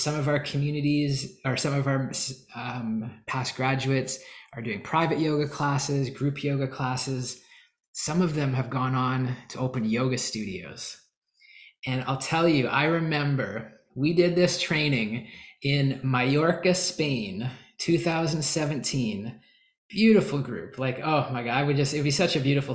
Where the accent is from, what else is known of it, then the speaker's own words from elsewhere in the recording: Canada; I'm from Canada.